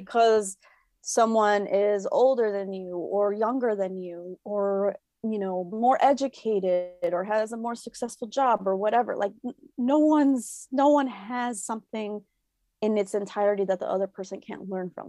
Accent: Chicago, Illinois, United States; I am a first generation Mexican-American born in Chicago. So, I grew up in La Villita, which is a predominantly Mexican neighborhood here in Chicago

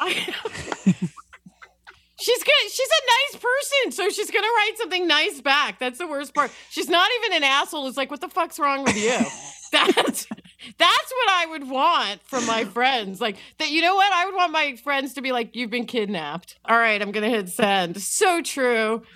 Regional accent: New York, United States; I am from New York

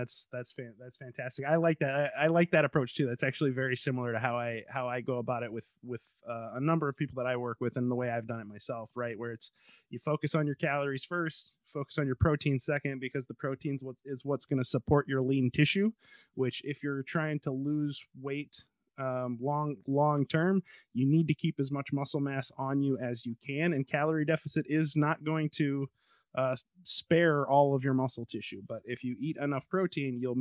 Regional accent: Chicago, Illinois, United States; moved away; I grew up there.

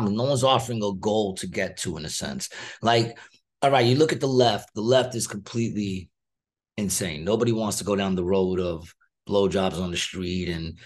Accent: United States; I'm American

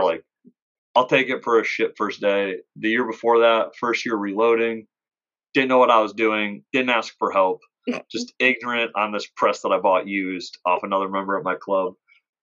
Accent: Detroit, Michigan, United States; also born or lived in Ohio; now in Tucson, United States; I'm from Detroit

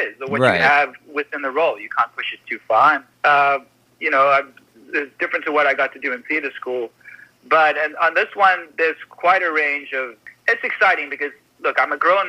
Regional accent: Canada; I'm a Canadian on an American set

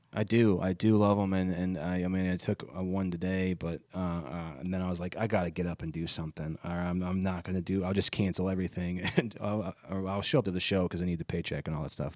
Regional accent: Ohio, United States; moved away; I was at home in my hometown and a kid I went to high school

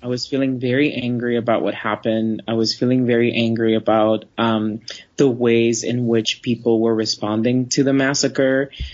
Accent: Florida, United States; I grew up in Florida

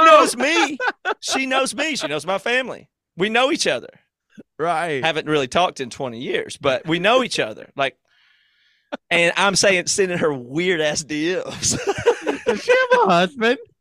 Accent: Greer, South Carolina, United States; moved away; my hometown of Greer

